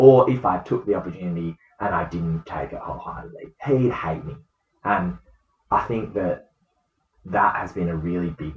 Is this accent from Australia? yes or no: yes; Western Australia, Australia; as an Australian netballer, as a WA netballer